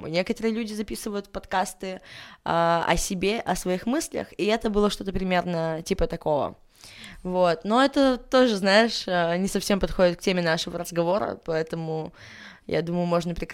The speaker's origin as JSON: {"language": "Russian", "country": "Armenia", "said": "Мне 25, э, я армянка, да, делаю татуировки"}